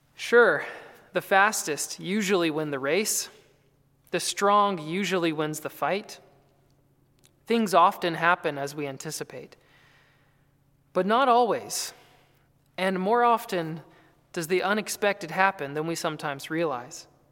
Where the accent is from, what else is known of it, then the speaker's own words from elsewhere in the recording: North Carolina, United States; I grew up in North Carolina